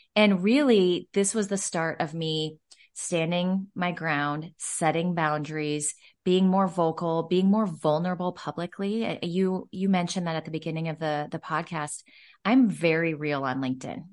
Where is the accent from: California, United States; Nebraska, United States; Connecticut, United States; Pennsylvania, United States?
Nebraska, United States; Omaha; I, uh, am born and raised in Omaha, Nebraska, and so that's where I'm from, that's where my roots are